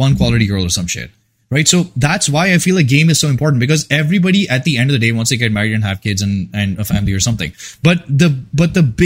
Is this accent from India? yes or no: yes; India; moved away; I come from India